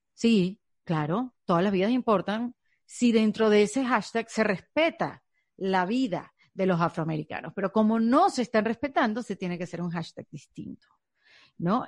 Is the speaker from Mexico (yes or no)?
no; Venezuela; now in United States; yo soy un inmigrante venezolana